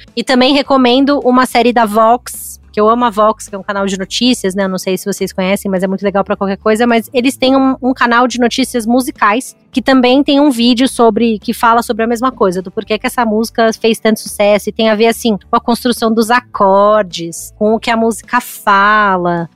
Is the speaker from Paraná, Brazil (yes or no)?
no; São Paulo, Brazil; como paulista